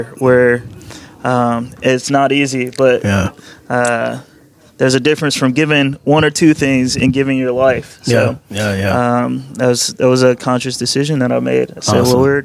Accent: North Carolina, United States; also born or lived in Detroit, Michigan; Born in Detroit. I did my later years of school in North Carolina.

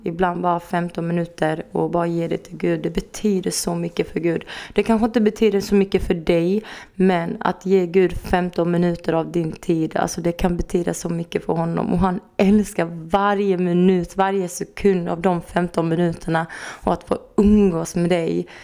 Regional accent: Örkelljunga, Skåne, Sweden; now in Helsingborg, Sweden; Jag är uppväxt i Örkelljunga

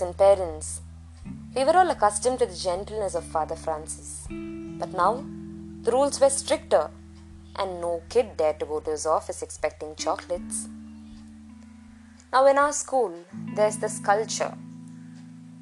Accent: Tamil Nadu, India; first language Malayalam; English is a second language; also born or lived in Kerala; I was born and brought up in Tamil Nadu, I love the Tamil language equally.

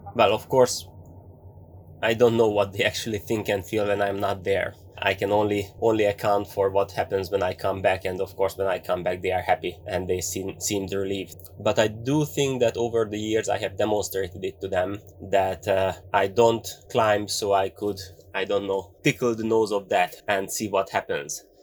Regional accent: Hungary; English is a second language; I am here in Hungary, not far from Budapest, from our capital

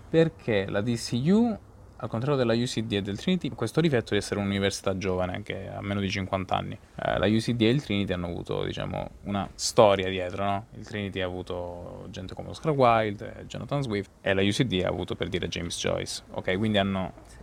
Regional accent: Calabria, Italy; moved away as an adult; now in Dublin, Ireland; per la Calabria o per la, comunque l'Italia, la mia terra

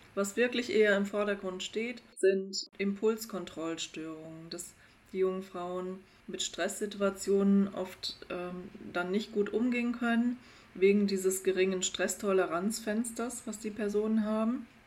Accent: Germany; bei uns in Deutschland

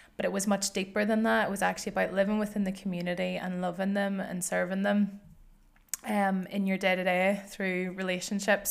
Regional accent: Northern Ireland, United Kingdom; moved away as an adult; now in Glasgow, United Kingdom; I grew up in Northern Ireland

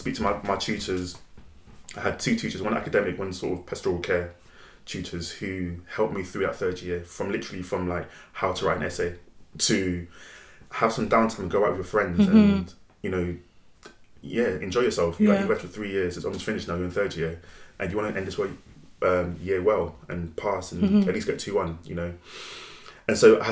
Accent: London, United Kingdom; I grew up in New Cross, South London

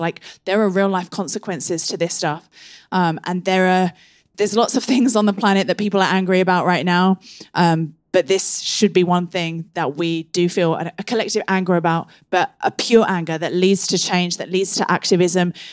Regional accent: England, United Kingdom; growing up in England

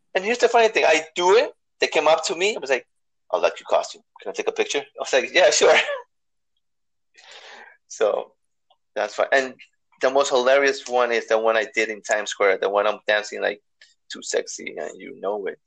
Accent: New York City, New York, United States; New York. I'm from the BX.

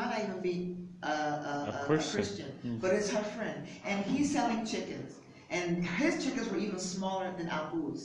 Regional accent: United States; moved away; I'm an American

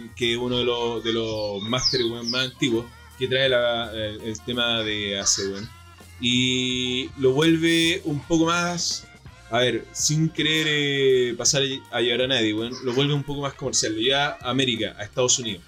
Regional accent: central Chile, Chile; moved away as an adult; also born or lived in Patagonia, Chile; yo soy un buen de centro, weón. Jamás voy a desconocer de dónde vengo

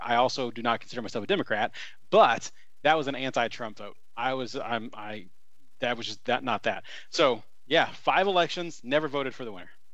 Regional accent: Columbus, Indiana, United States; I grew up in Southern Indiana, Columbus, uh, to be specific

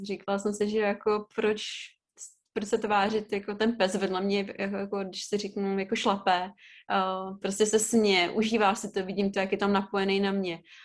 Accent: Ústí nad Labem, Ústí nad Labem Region, Czechia; jak jsem původem jako z Ústí nad Labem a v té době jsem i bydla v Ústí

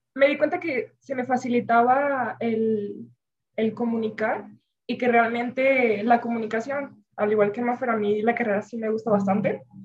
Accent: Venezuela; moved away; yo vengo de Venezuela

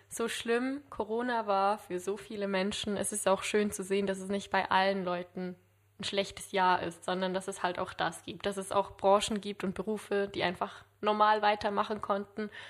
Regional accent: Solothurn, Switzerland; Wir sind beide aus dem Solothurn.

